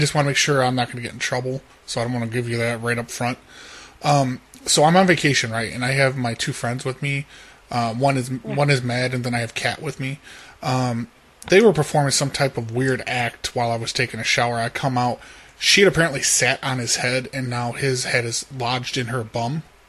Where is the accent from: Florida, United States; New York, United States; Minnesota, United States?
Florida, United States; We come from Florida, and we're just kind of driving through.